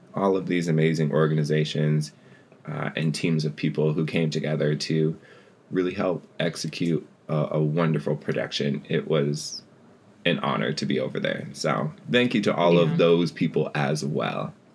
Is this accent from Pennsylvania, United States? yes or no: no; Seattle, Washington, United States; moved away; I was born over in Seattle and spent, you know, the first part of my life over there. And then as an adult, made my way back as well